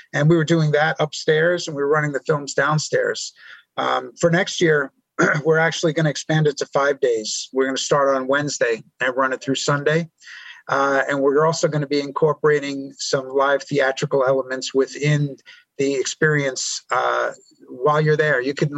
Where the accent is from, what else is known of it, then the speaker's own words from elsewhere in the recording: New York, United States; born there; now in Nashville, United States; I was born in New York. I've lived in a lot of places over my life, even overseas.